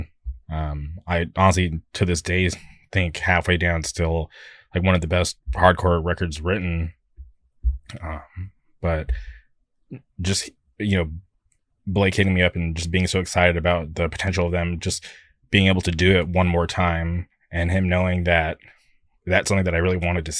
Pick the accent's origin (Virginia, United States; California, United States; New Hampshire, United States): California, United States; I'm from California